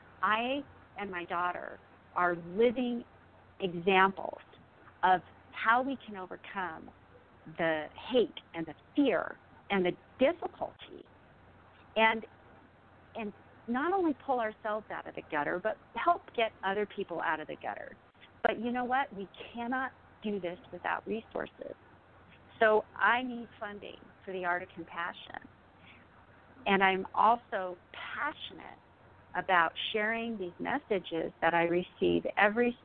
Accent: United States; having been that consumeristic American middle-class woman

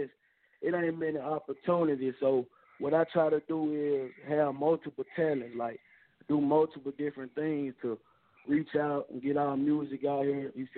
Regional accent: Mississippi, United States; you feel me? I'm from Mississippi.

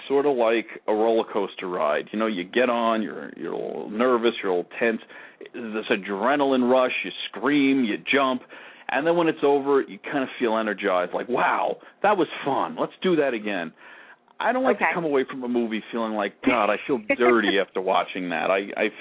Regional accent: Long Island, New York, United States; I grew up in Long Island

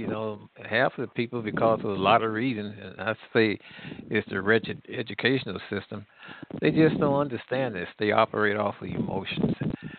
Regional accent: St. Louis, Missouri, United States; I'm from St. Louis.

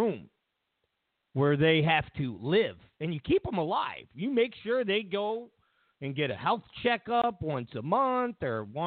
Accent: New York, United States; moved away as an adult; now in California, United States; I'm not really from California, from New York, but I live in California. Been here for, 20 some odd years.

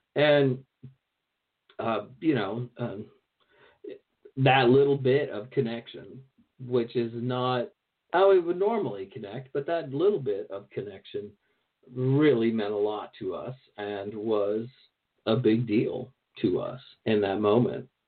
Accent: American South, rural Virginia, United States; moved away; I grew up in the American South for to a large degree. So I went to high school. Well, I went to high school and I went to junior high mostly in rural Virginia

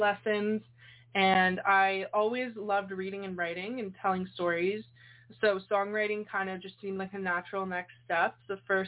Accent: Canada; I'm from Canada

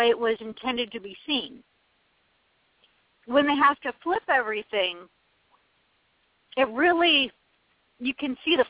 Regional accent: United States; I'm American and I've been reading from left to right my entire life.

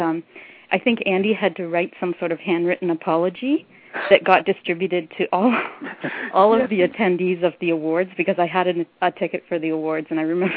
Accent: Canada; also born or lived in Toronto; I am.

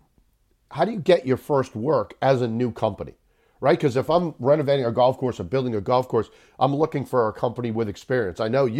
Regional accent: Southbridge, Massachusetts, United States; We are both born and raised in Southbridge, Massachusetts, and both graduates of Southbridge High School, although a little bit far apart, 1999 and 1981, but both Southbridge High graduates.

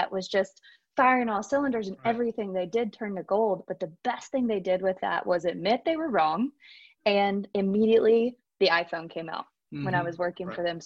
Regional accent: Nashville, Tennessee, United States; moved away as an adult; also born or lived in Charlottesville, Virginia / New York City; I grew up in Nashville, Tennessee

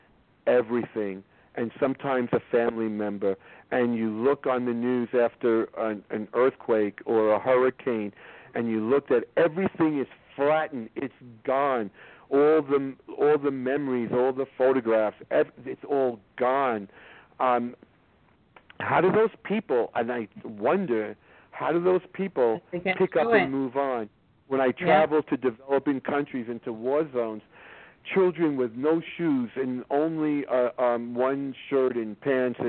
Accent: New York, United States; I'm a liberal Democrat from New York

